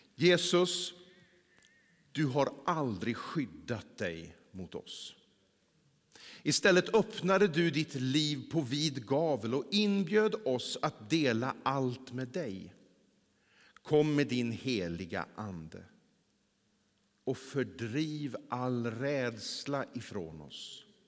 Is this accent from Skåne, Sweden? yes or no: no; Mellerud, Västra Götaland, Sweden; moved away; under den tiden som jag bodde där hemma i Mellerud